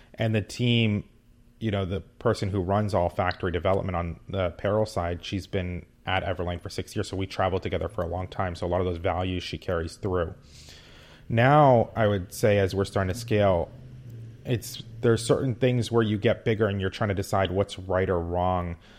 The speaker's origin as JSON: {"language": "English", "region": "West Coast", "country": "United States", "tie": "born or raised there", "also_born_or_lived": "New York", "said": "I grew up on the West Coast"}